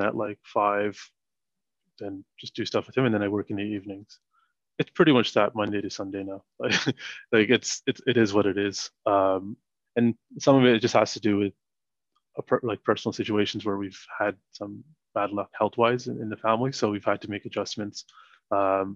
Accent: Toronto, Ontario, Canada; moved away as an adult; also born or lived in Sri Lanka / Montreal, Canada; now in United Kingdom; I'm from Toronto and all my close friends are in Toronto.

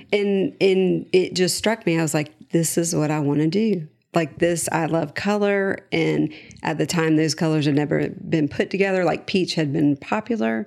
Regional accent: Charlotte, North Carolina, United States; I was born and raised in Charlotte.

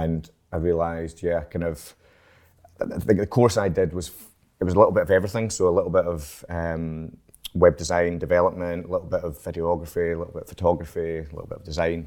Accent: Edinburgh, Scotland, United Kingdom; now in Glasgow, United Kingdom; I'm from Edinburgh, actually, so I was born in Edinburgh

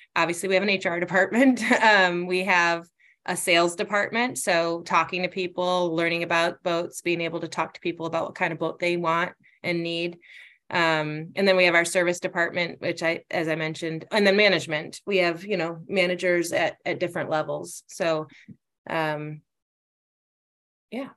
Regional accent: Northport, Michigan, United States; moved away as an adult; I grew up in Northport, which is north of Traverse City

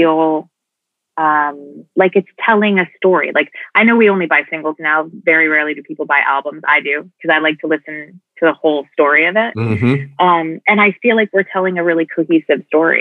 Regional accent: New Jersey, United States; I grew up in New Jersey

